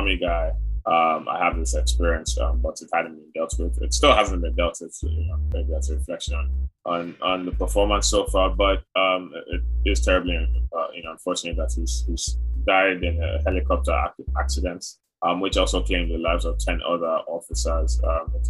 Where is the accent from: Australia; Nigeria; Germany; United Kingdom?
Nigeria; as a Nigerian